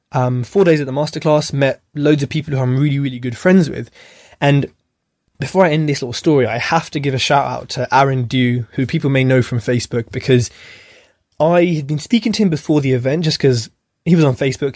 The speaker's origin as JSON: {"language": "English", "country": "United Kingdom", "tie": "born or raised there", "said": "being British born"}